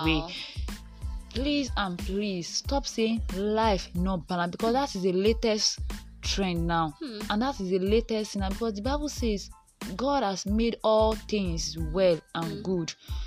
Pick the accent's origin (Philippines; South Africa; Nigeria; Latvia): Nigeria; Ondo; I'm born and brought up in Ondo State.